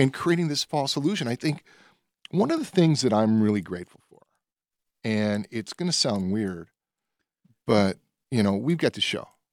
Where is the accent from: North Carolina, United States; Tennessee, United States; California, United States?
Tennessee, United States; Nashville; I was born in the South. I was born in Nashville